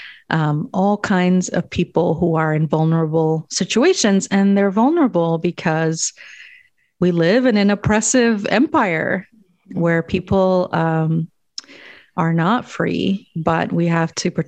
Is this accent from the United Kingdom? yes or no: no; Guatemala; moved away; So I was born in Guatemala, and I was born to parents who did not dream of migrating anywhere